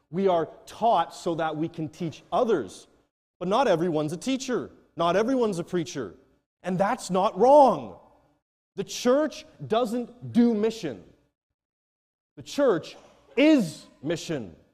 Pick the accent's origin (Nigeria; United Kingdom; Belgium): Nigeria; Now, I come from Nigeria, where if they, you tell them and you come in a bit frantically